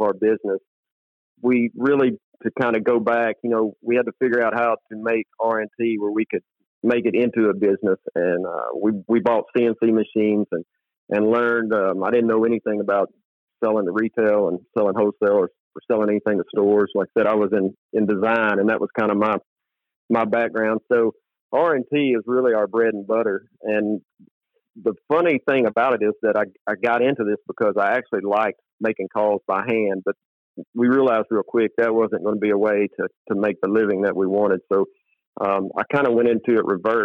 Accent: Stuttgart, Arkansas, United States; growing up in Stuttgart, there were a lot of call makers

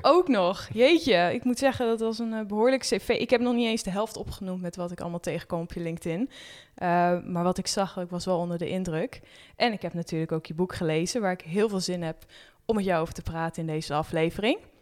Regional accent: Netherlands; als Nederlander

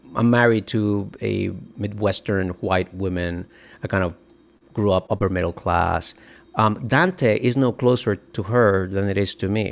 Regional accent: Dominican Republic; now in United States; I grew up in the Dominican Republic

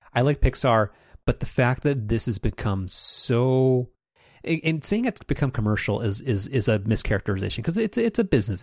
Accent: United States; I was an American child in the nineteen nineties.

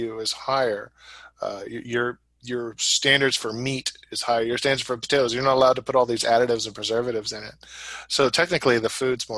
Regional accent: United States; I'm from the United States

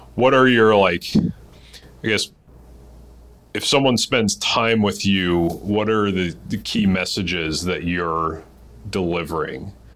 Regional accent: Massachusetts, United States; I'm from Massachusetts. Uh, a lot of us grew up Catholic

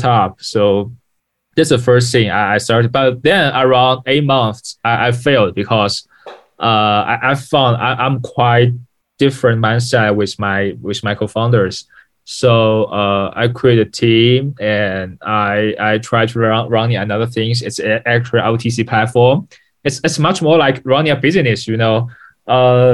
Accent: Ningbo, Zhejiang, China; English is a second language; I'm born from Ningbo, Zhejiang, China. Yeah, it's a city south of the Shanghai.

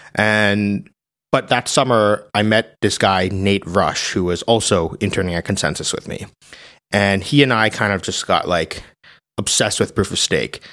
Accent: New Jersey, United States; I grew up in New Jersey

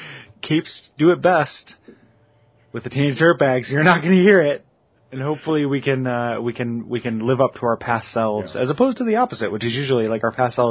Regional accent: DeKalb, Illinois, United States; I grew up in DeKalb.

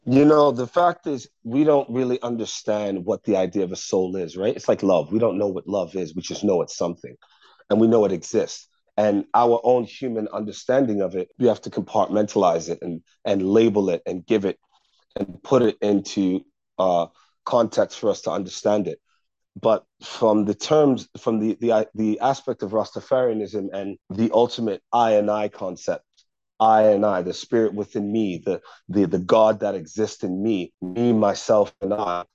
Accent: United States; I do love being an American

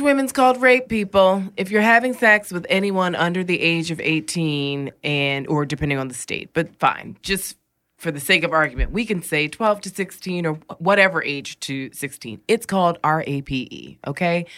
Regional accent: New York, United States; as a New Yorker

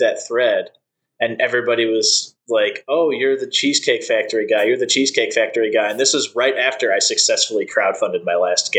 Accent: Cleveland, Ohio, United States; I'm from Cleveland, Ohio

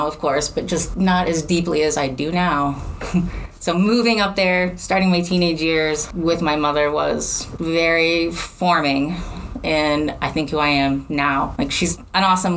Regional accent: Chicago, Illinois, United States; moved away; also born or lived in St. Louis; I'm from Chicago.

